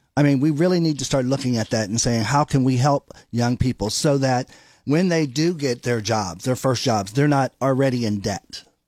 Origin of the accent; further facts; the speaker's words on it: Beaver Falls, Pennsylvania, United States; moved away as an adult; now in Ohio, United States; Beaver Falls, yes, that's my hometown. Came here by way of Mount Union and stayed.